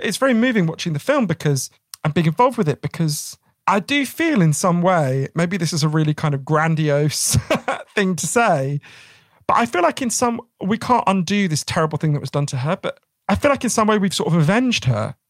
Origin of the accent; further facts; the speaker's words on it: United Kingdom; us as British people